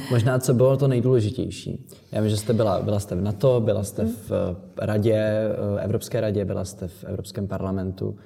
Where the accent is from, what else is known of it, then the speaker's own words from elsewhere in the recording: Czechia; my jako Češi, Česká republika